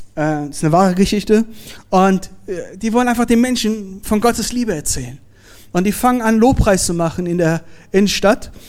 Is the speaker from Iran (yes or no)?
yes; Iran; moved away; ich bin gebürtiger Iraner